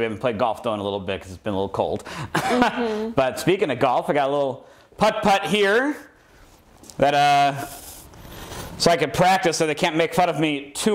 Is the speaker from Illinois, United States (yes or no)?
yes; Elmwood Park, Illinois, United States; I grew up in Elmwood Park, which is the furthest west you can get on the northwest side